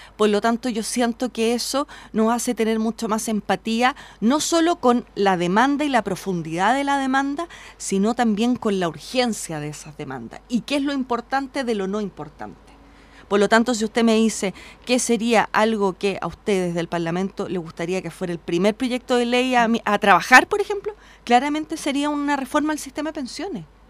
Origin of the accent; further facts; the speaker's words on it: Independencia, Santiago Metropolitan Region, Chile; yo nací en Independencia, me crié allí.